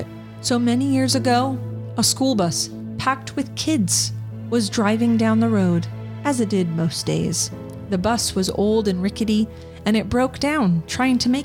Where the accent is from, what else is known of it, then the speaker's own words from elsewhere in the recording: Southern California, United States; we are from Southern California and it's not that far from where we all lived